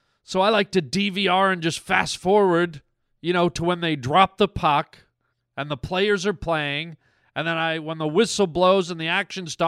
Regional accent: Canada; I'm a Canadian boy, and I love me my hockey. You know, us Canadian boys, we grow up on our hockey

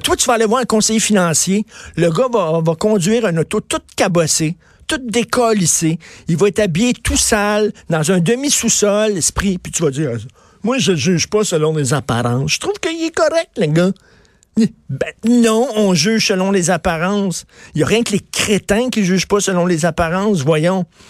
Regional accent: Montreal, Quebec, Canada; je viens de Verdun, c'est un milieu très modeste, sinon pauvre

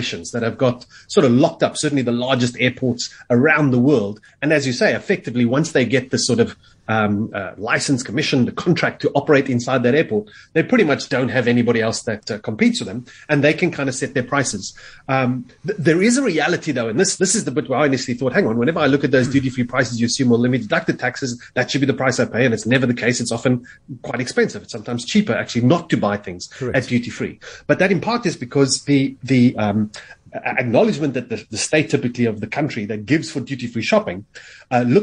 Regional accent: South Africa; I happen to say South Africa

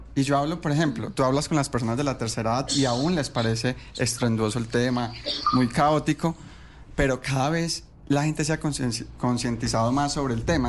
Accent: Colombia; nosotros como colombianos

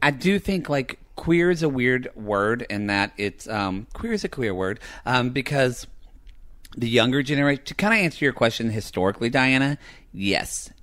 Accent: the South, Southern United States, United States; accent: Southern; being, like, Southern with my accent

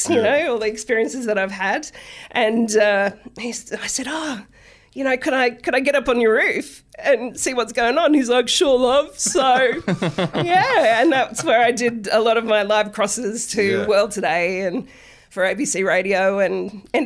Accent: Brisbane, Queensland, Australia; moved away as an adult; I grew up in Brisbane

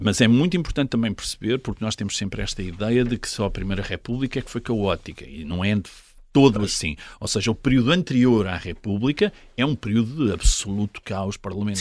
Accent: Portugal; Eu, eu encontro-me como português

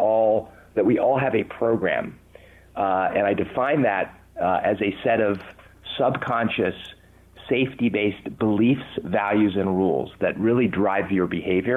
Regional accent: Southern California, United States; accent: English; also born or lived in London, England; I was 8 years old when I came to the U.S. I was born in London, England, and I can tell you, you know, at age eight, having an English accent in Southern California

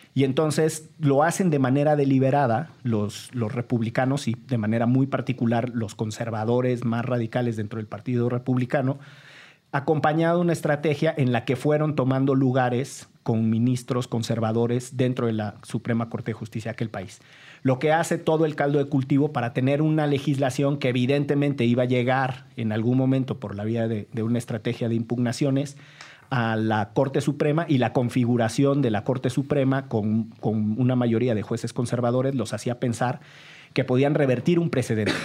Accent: Orizaba, Veracruz, Mexico; moved away; Orizaba, Veracruz, de donde soy oriundo

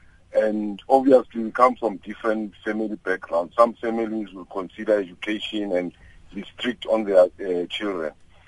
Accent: Orlando, Gauteng, South Africa; I'm from Orlando, a township which was known as a crime sort of township.

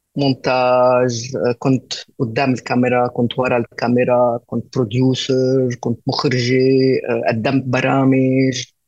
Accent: Beirut, Beirut Governorate, Lebanon; فنشأت ببيروت ولبنانية

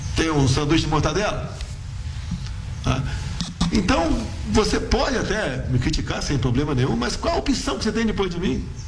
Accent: Eldorado, São Paulo, Brazil; lá na minha cidade, Eldorado Paulista

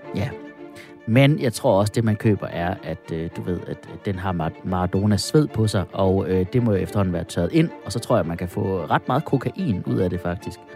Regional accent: Denmark

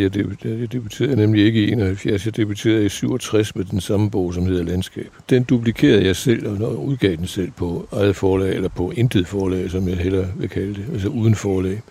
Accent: Odder, Central Denmark Region, Denmark; also born or lived in Paris; now in Brabrand, Denmark; i Odder, hvor, øh, hvor jeg voksede op

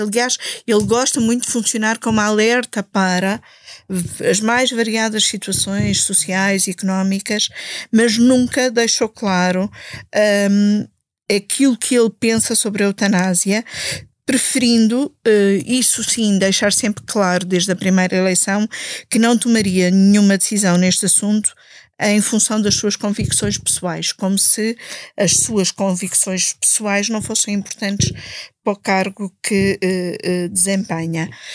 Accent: Alenquer, Lisbon, Portugal; Eu sou do Conselho de Alenquer

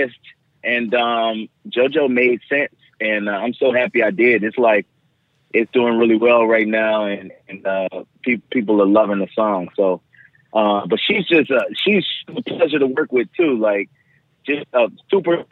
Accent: New Orleans, Louisiana, United States; my hometown

